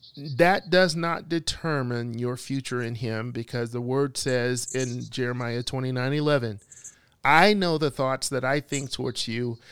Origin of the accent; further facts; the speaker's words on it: Bessemer, Alabama, United States; I was living in Alabama, I was a teenager. I was walking down the street downtown, uh, Bessemer, my hometown